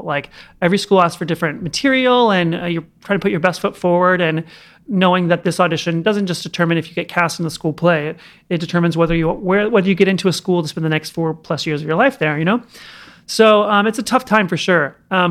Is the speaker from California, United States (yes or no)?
no; Oklahoma, United States; Oklahoma, near Oklahoma City.